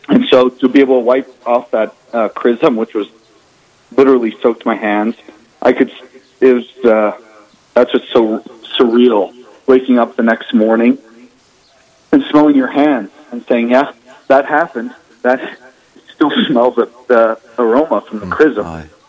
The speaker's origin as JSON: {"language": "English", "town": "Torrington", "region": "Wyoming", "country": "United States", "tie": "born or raised there", "moved": "as an adult", "said": "I grew up originally in Torrington, Wyoming, all the way south, uh, north of Cheyenne, right by Nebraska, little farm community."}